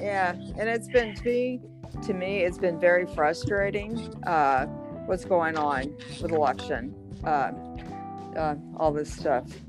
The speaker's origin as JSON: {"language": "English", "town": "Houston", "region": "Texas", "country": "United States", "said": "I'm from Houston"}